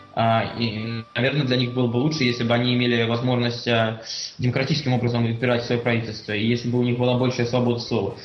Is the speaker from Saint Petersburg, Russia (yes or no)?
yes; Saint Petersburg, Russia; я родился в Санкт-Петербурге